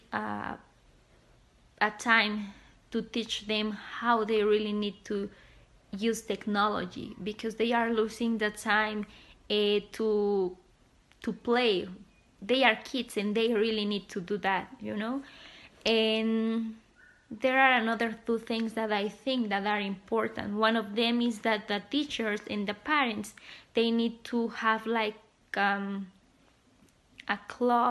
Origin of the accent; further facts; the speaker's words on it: Mexico; I'm from Mexico.